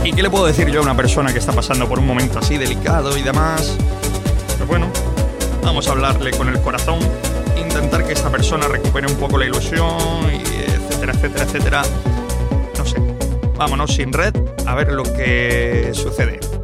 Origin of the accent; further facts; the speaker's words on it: Aguaderas, Region of Murcia, Spain; Yo, Aguaderas.